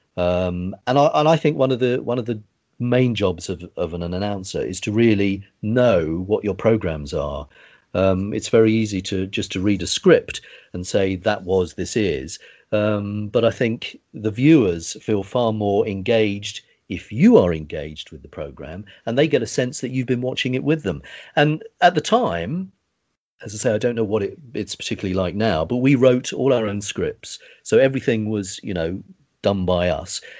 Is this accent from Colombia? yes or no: no; United Kingdom; I grew up in the Southern area